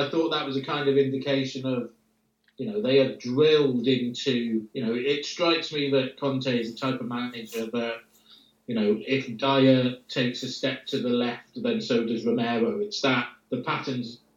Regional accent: Wales, United Kingdom; where they all do the qualifications in my hometown

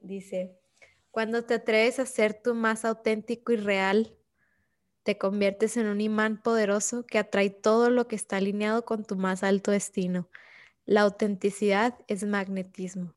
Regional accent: Ciudad Juárez, Chihuahua, Mexico; moved away; la misma ciudad donde yo crecí, donde yo nací

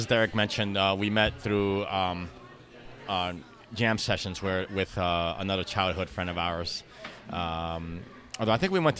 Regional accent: New York City, New York, United States; we are from East Harlem. We play all types of Latin music. We're bilingual.

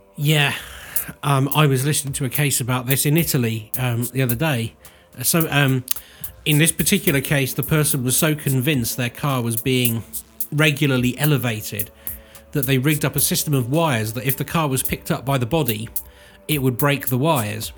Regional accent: Cirencester, South West England, United Kingdom; somebody who grew up in Cirencester

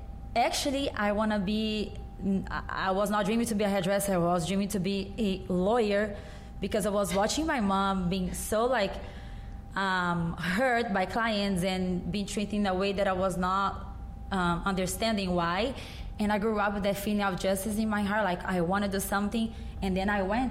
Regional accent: Goiânia, Goiás, Brazil; born or raised there; English is a second language; also born or lived in São Paulo; now in United States

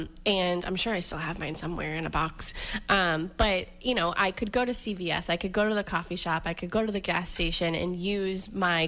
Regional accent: Weymouth, Massachusetts, United States; also born or lived in Florida; I grew up in Weymouth, grew up in Massachusetts, so, you know, I'm familiar with the area

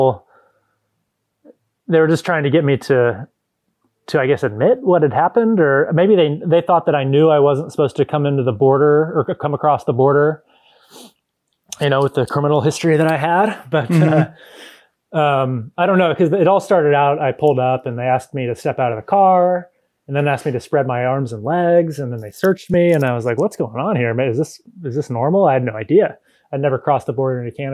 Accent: Indiana, United States; moved away as an adult; also born or lived in Colorado / Anchorage, Alaska / Germany; now in Haines, United States; I'm from Indiana

